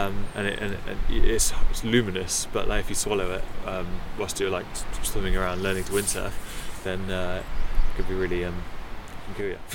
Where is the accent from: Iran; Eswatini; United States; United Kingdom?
United Kingdom; Oxford, South East England; I'm originally from Oxford. So for me, I'm pretty landlocked from back in my childhood.